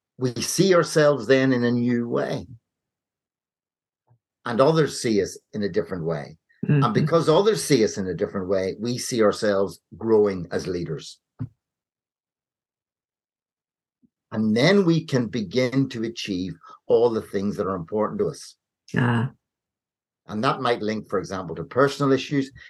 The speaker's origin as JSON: {"language": "English", "country": "Ireland", "tie": "born or raised there", "said": "I grew up in Ireland"}